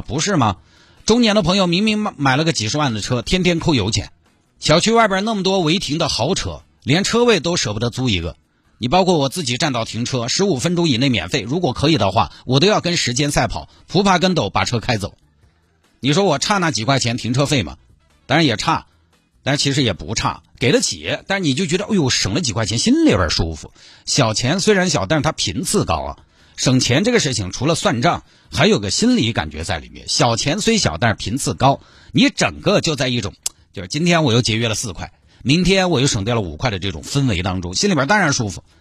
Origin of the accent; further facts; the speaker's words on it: Santai, Sichuan, China; now in Chengdu, China; 我们老家三台